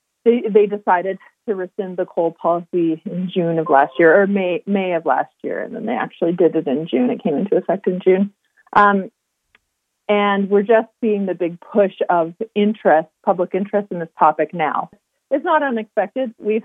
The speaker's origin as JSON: {"language": "English", "area": "Blood Reserve", "region": "Alberta", "country": "Canada", "tie": "born or raised there", "lives_now": "Calgary, Canada", "said": "I grew up on the Blood Reserve and kind of did some of my schooling off reserve in the city of Calgary here."}